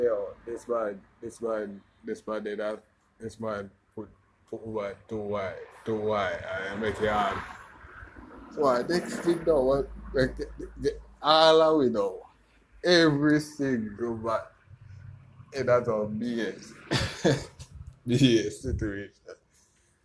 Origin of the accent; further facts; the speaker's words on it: Westmoreland, Jamaica; also born or lived in Kingston, Jamaica; I come from Westmoreland to Kingston for the pre-orientation